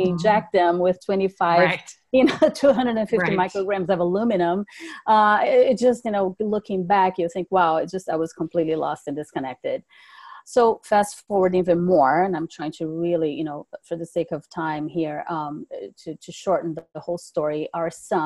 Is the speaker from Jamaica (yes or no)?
no; Brazil; also born or lived in California; now in North Carolina, United States; I was raised overseas. I'm originally from Brazil